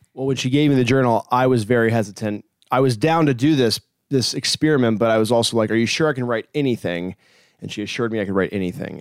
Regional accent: Hampton, Virginia, United States; moved away; I'm 31 and I'm from Hampton, Virginia originally.

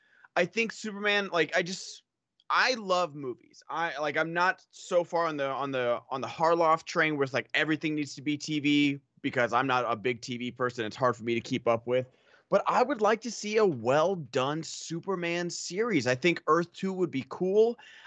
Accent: Australia; I'm Australian and we lost a war to emus.

